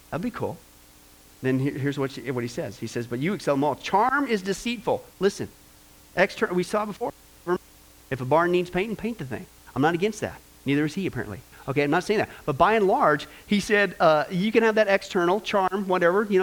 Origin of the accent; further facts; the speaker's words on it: Kansas, United States; also born or lived in California / Nebraska; I was born in Kansas, California, went back to Kansas, Nebraska, Kansas, back to California.